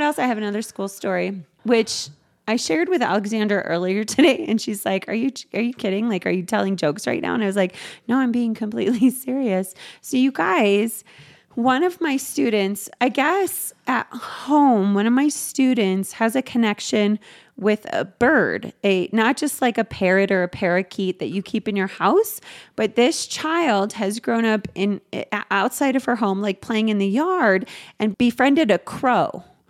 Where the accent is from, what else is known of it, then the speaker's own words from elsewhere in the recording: the South, United States; accent: Southern; And then I did the beginning instructions with my Southern accent.